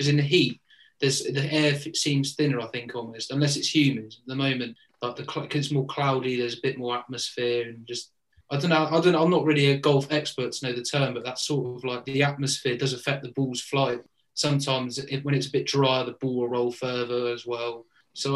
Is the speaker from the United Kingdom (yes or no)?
yes; United Kingdom; I'm British